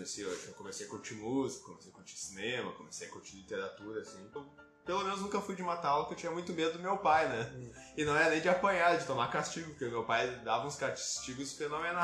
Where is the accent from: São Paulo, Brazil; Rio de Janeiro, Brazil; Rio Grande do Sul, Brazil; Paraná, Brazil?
Rio Grande do Sul, Brazil; Canoas; passei minha vida toda em Canoas